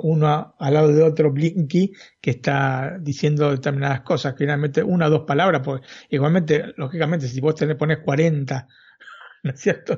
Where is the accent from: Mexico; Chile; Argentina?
Argentina; siendo argentino